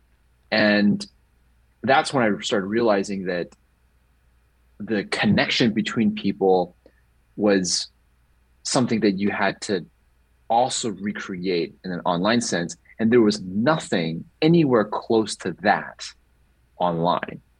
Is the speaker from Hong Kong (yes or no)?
yes; Hong Kong; first language English; moved away as an adult; also born or lived in Bloomington-Normal, Illinois, United States / San Diego, California, United States; And then I moved to Hong Kong when I was 9 years old